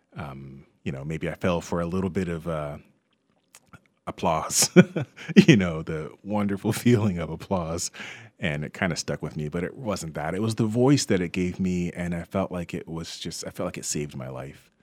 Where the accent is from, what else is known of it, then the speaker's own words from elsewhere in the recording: Westfield, New Jersey, United States; I grew up in Westfield, New Jersey